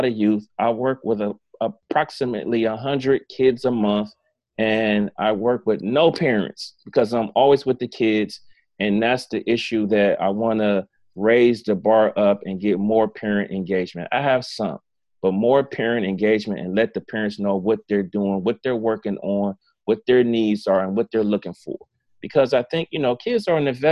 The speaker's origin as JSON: {"language": "English", "town": "East Cleveland", "region": "Ohio", "country": "United States", "tie": "born or raised there", "said": "That's in my neck of the woods. I'm from East Cleveland"}